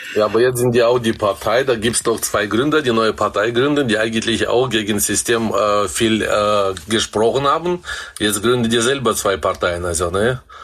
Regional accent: Kazakhstan; also born or lived in Black Forest, Germany; now in Germany; Ich bin in Kasachstan geboren.

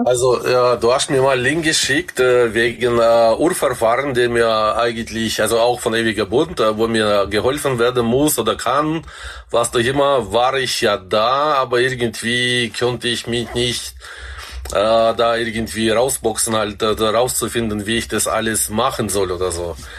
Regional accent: Kazakhstan; also born or lived in Black Forest, Germany; now in Germany; Ich bin in Kasachstan geboren.

